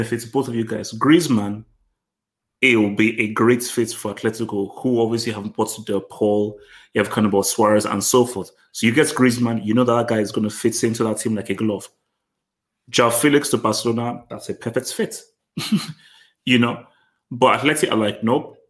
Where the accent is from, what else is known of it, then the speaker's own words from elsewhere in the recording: Nigeria; I'm Nigerian